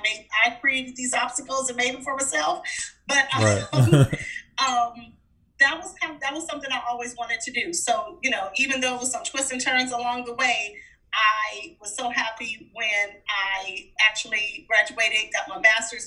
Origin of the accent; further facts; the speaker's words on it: Los Angeles, California, United States; Oh, wow. It's interesting. I grew up at a time period. I grew up in the 70s.